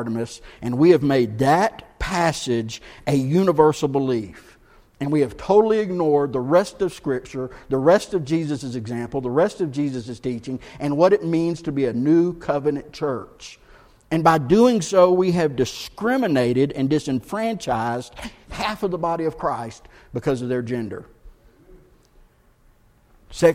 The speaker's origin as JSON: {"language": "English", "region": "the South", "country": "United States", "tie": "born or raised there", "said": "we grew up in the South"}